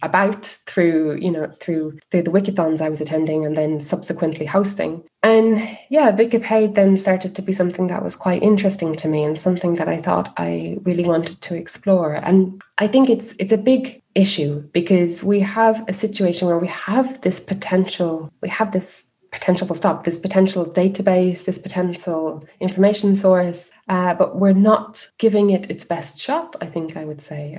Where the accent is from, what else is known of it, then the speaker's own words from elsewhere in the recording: Ireland; moved away as an adult; also born or lived in Spain; now in Germany; your country and, and the different things the different components of being irish